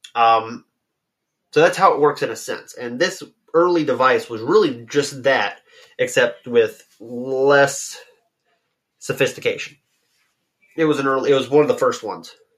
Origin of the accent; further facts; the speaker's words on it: United States; I'm I'm American